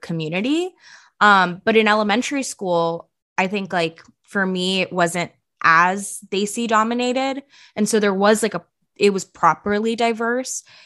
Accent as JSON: {"language": "English", "area": "Bay Area", "region": "California", "country": "United States", "tie": "born or raised there", "also_born_or_lived": "India / Philadelphia", "first_language": "Punjabi", "second_language": "English", "said": "I grew up in the Bay, as we all did"}